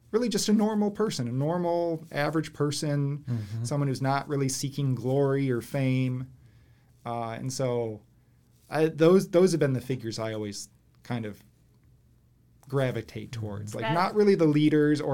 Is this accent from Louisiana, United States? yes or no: no; Florida, United States; also born or lived in Michigan; now in Illinois, United States; growing up in Florida